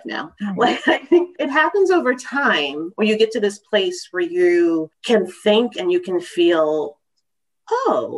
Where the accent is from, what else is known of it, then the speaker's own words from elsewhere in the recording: Texas, United States; now in Maryland, United States; I'm from Texas.